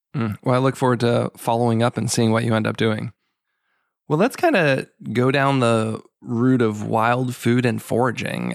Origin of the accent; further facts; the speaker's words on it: Boston, Massachusetts, United States; now in Maryland, United States; I'm from the Boston area originally, and now I live in Maryland